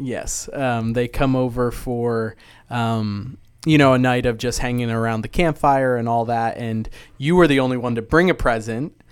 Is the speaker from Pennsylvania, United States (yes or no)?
no; New Jersey, United States; moved away as an adult; also born or lived in Ennis, Texas / Coppell, Texas; now in Texas, United States; I grew up in Jersey